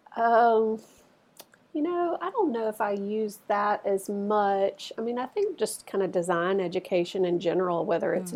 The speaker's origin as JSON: {"language": "English", "town": "Starkville", "region": "Mississippi", "country": "United States", "tie": "born or raised there", "said": "I actually grew up here in Starkville, and um, never thought I would find my way back here"}